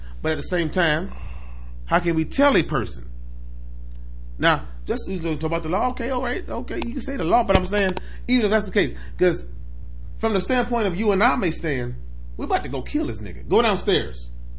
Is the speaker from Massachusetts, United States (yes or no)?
no; Mississippi, United States; You from down south? I'm from Mississippi. He from Alabama.